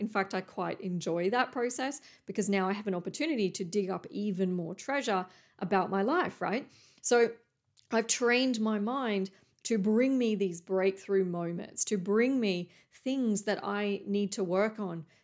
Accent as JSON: {"language": "English", "town": "Coffs Harbour", "region": "New South Wales", "country": "Australia", "tie": "born or raised there", "moved": "yes", "said": "There used to be a John Paul College near where I grew up in Coffs Harbour"}